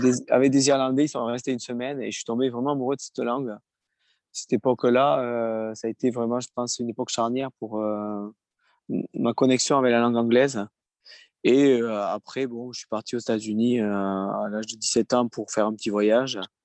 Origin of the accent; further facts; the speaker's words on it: France; je chante en français, en anglais, mais je suis français